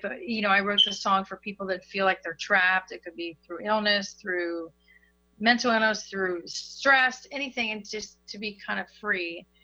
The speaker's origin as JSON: {"language": "English", "town": "Hagerstown", "region": "Maryland", "country": "United States", "moved": "as an adult", "lives_now": "South Florida, United States", "said": "I'm originally from Hagerstown, Maryland, which is a very small town in Maryland."}